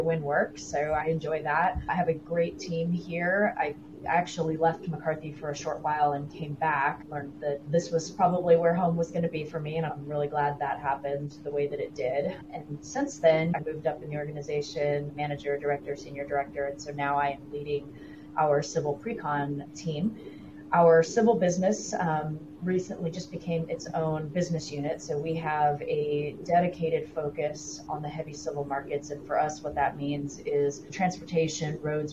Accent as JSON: {"language": "English", "town": "El Paso", "region": "Texas", "country": "United States", "tie": "born or raised there", "said": "I grew up in El Paso, Texas"}